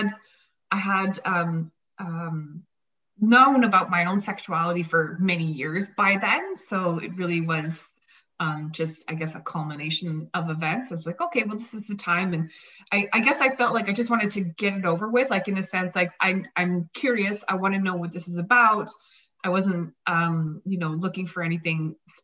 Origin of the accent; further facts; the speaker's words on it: Saskatchewan, Canada; I'm from Saskatchewan